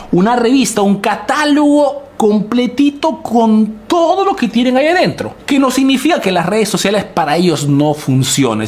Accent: Peru; now in Italy; soy un emprendedor peruano que vive hace negocios en Italia, en Europa principalmente

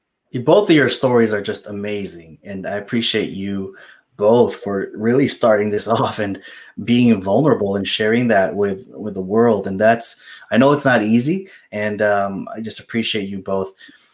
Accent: Philippines; I'm Filipino, right?

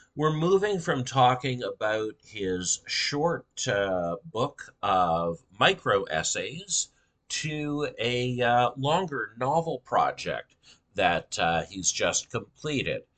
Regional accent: British Columbia, Canada; in British Columbia, I learned uh, a language that probably hundreds of thousands of British Columbians speak, but no one else does. Um, BC high school French

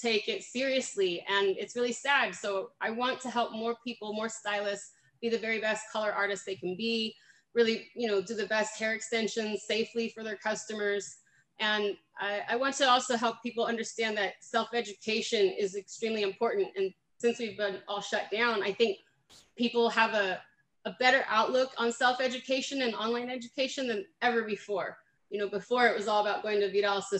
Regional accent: Fremont, California, United States; moved away as an adult; now in Manteca, United States; I am originally from Alameda County, which is Fremont, actually the city just about an hour south of San Francisco. So San Jose, Oakland, all that good stuff, Silicon Valley. And I'm born and raised there

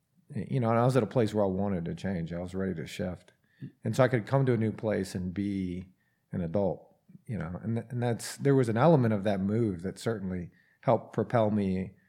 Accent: Atlanta, Georgia, United States; From Atlanta.

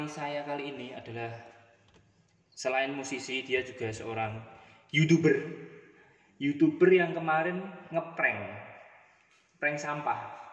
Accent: Purwodadi, Central Java, Indonesia; saya terutama saya itu dari Purwodadi ya benar Mungkin benar beberapa orang nggak tahu hmm. Purwodadi hmm. itu salah satu kota di sebelah utara kota Semarang

